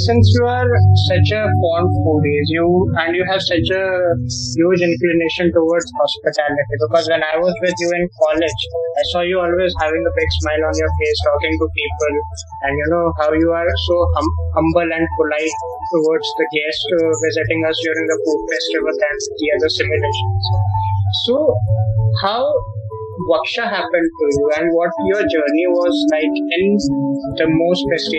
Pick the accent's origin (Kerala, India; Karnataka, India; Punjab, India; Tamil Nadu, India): Karnataka, India; Manipal; So I said, I'm from Manipal.